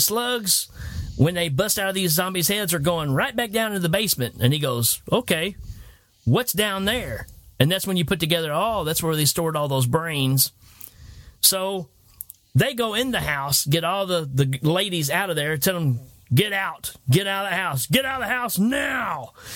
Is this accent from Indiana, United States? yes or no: no; Tennessee, United States; I told him Tennessee.